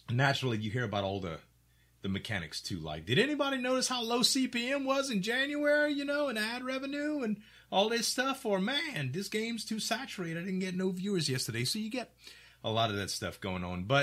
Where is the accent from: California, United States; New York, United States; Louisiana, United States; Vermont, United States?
Louisiana, United States; accent: Cajun; And he heard me and my Cajun accent, like, hey, y'all, welcome to the restaurant.